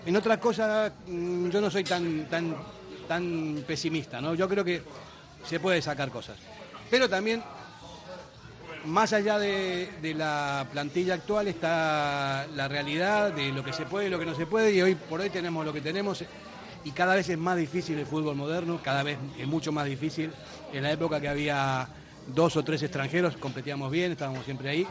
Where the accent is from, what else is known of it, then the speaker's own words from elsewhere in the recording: Bilbao, Basque Country, Spain; somos de Bilbao